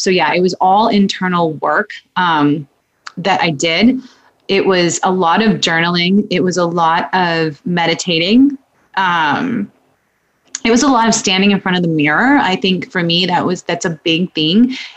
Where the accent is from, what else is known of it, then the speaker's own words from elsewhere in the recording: Massachusetts, United States; moved away as an adult; also born or lived in New Hampshire; I'm from Massachusetts. Met my husband, moved up to New Hampshire